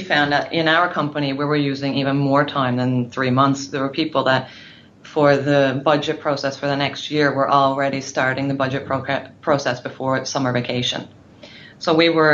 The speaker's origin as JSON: {"language": "English", "region": "Newfoundland and Labrador", "country": "Canada", "moved": "as an adult", "lives_now": "Norway", "said": "I'm from Newfoundland in Canada, and I've lived in Norway for 13 years, so my English is a little bit rusty."}